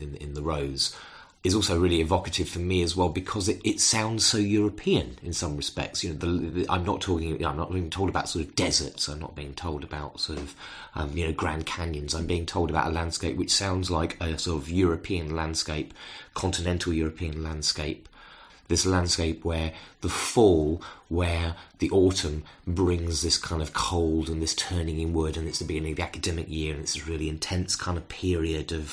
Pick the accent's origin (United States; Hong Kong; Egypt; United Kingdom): United Kingdom; as a British person